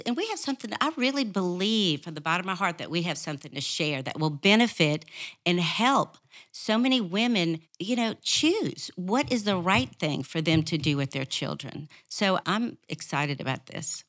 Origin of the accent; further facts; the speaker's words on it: New Orleans, Louisiana, United States; moved away; also born or lived in Arkansas; I was raised in New Orleans